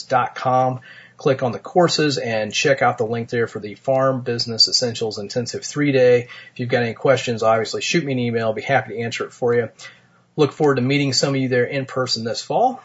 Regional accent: Martinsville, Indiana, United States; my hometown of Martinsville, Indiana.

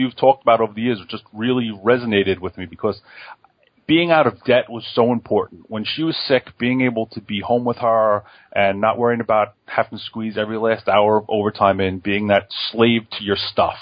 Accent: Farmingville, New York, United States; The suburb I grew up in Farmingville when it still had farms

